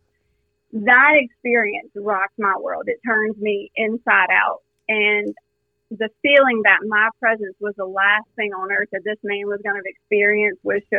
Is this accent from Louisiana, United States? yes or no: yes; South Louisiana, United States; born and raised in South Louisiana